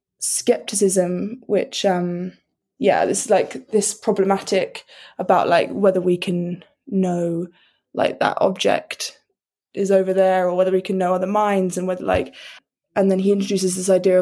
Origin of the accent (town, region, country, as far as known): United Kingdom